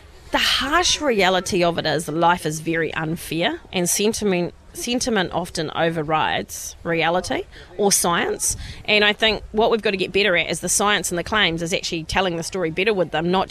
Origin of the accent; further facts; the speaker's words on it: Westland, West Coast, New Zealand; I'm from Westland, so obviously I'm a West Gold gal.